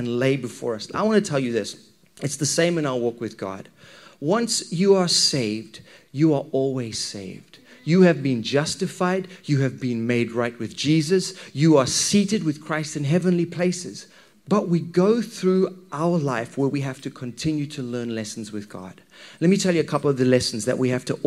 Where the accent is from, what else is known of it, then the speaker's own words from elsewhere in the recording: Zimbabwe; when I was a wee kid, growing up in Zimbabwe